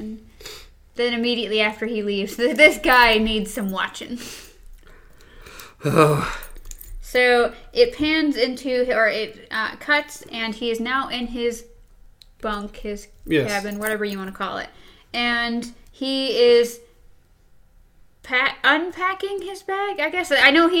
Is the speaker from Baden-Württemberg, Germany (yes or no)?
no; Frankfurt, Hesse, Germany; born there; I was born in Frankfurt, Germany.